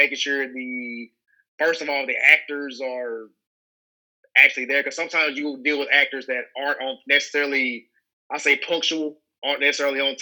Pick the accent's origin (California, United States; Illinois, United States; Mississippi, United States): Mississippi, United States; I'm actually from Mississippi.